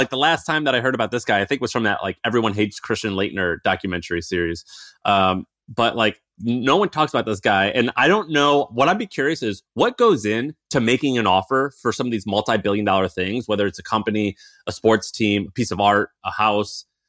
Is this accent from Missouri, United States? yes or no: yes; Missouri, United States; as a kid growing up in Missouri